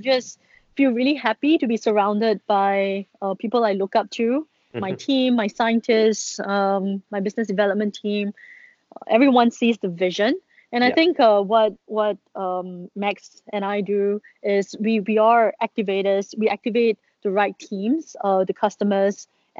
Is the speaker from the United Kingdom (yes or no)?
no; Singapore; we being a Singaporean that I am